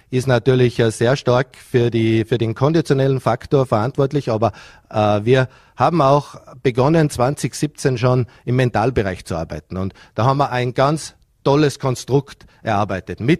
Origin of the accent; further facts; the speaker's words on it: Vorarlberg, Austria; Kinder an den Wintersport heranzuführen ist ja als Vorarlberger generell eine sehr wichtige Aufgabe. Äh, Skisport, Wintersport hat, glaube ich, Kultur in Vorarlberg.